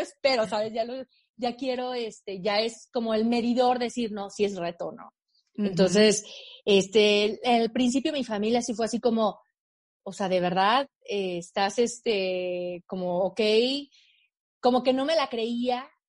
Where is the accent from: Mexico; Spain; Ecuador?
Mexico; Aguascalientes; moved away as an adult; also born or lived in Mexico City; Yo soy de Aguascalientes, en el centro de México